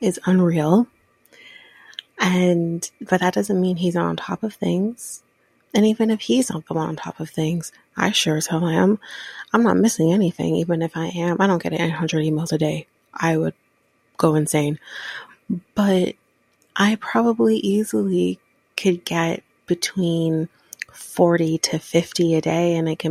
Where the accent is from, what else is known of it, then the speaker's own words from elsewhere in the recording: Ontario, Canada; I am Canadian, born in the same province as Justin Bieber